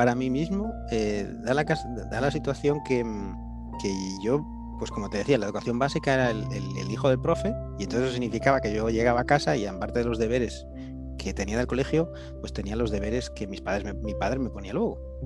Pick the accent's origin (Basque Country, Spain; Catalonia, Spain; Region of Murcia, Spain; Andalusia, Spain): Catalonia, Spain; Barcelona; first language Spanish; yo nací aquí en Barcelona, pero mis padres fueron a vivir a las afueras de Barcelona, un suburbio